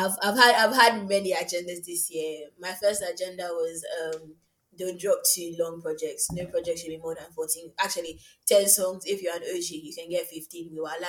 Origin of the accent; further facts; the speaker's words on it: South Africa; I'm a South African.